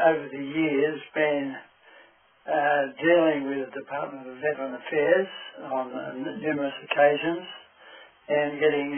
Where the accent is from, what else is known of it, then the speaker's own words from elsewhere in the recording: Hamilton, New South Wales, Australia; I was born in Hamilton, in New South Wales, in 1916